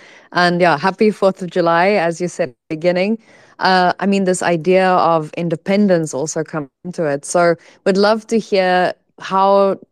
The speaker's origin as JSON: {"language": "English", "country": "South Africa", "moved": "yes", "said": "I'm from South Africa as well, so I used Mixit when I was still in high school"}